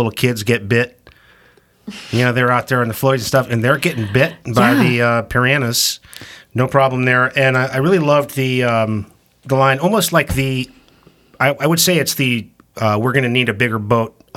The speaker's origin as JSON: {"language": "English", "region": "Maine", "country": "United States", "said": "I'm from Maine."}